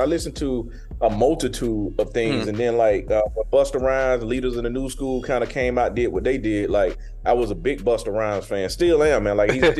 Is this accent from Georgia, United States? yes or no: yes; Griffin, Georgia, United States; I'm from a town where, when I grew up, man, it was only one high school.